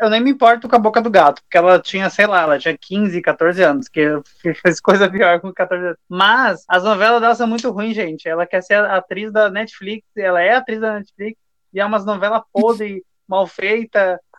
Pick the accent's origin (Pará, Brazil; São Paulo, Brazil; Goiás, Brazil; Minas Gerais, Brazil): Minas Gerais, Brazil; Santos Dumont; Eu sou natural da cidade de Santos Dumont, em Minas Gerais.